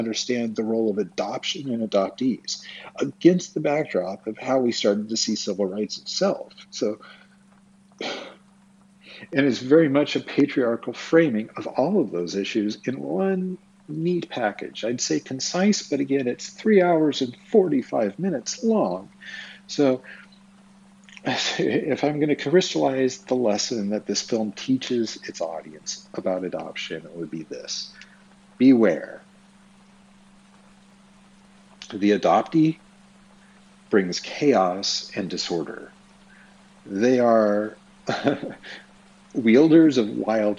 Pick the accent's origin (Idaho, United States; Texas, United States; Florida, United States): Idaho, United States; Twin Falls; I was born on April 15th, 1974, in Twin Falls, Idaho